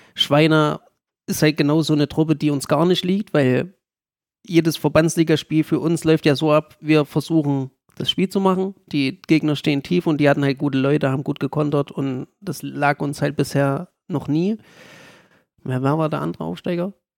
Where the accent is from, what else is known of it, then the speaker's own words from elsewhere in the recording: Gera, Thuringia, Germany; also born or lived in Jena; wieder nach Gera zu kommen, weil es halt auch meine Heimat ist